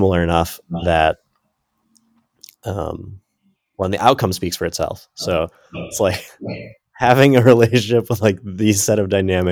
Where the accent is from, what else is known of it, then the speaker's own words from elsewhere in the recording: United States; also born or lived in Ecuador; I'm American